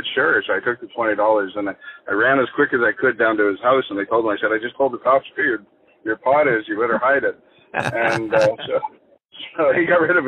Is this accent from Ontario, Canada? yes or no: no; Nova Scotia, Canada; also born or lived in Halifax / Greenwood; I grew up in Nova Scotia.